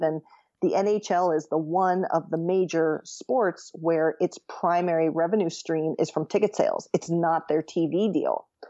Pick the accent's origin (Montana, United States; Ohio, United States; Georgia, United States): Ohio, United States; In Ohio and in the Midwest, the main sport for the longest time was football, and specifically college football. So I grew up primarily focusing on